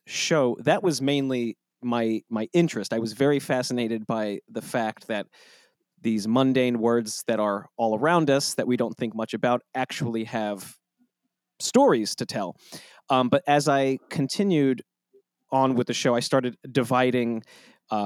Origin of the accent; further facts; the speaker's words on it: United States; as an American